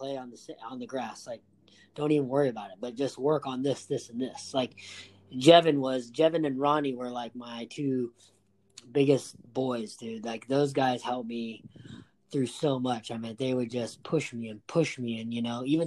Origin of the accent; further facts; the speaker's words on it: Huntington Beach, California, United States; growing up in Huntington Beach and playing soccer